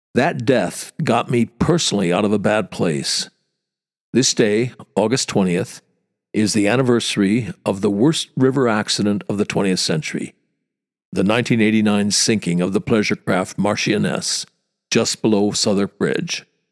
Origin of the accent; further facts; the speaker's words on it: small town Wisconsin, United States; moved away as an adult; now in London, United Kingdom; I grew up in Nowheresville, small town Wisconsin. Came to London fifty years ago